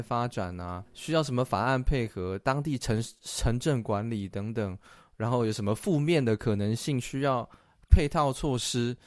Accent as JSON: {"language": "Chinese", "country": "Taiwan", "moved": "yes", "lives_now": "Northern California, United States", "said": "我们台湾人"}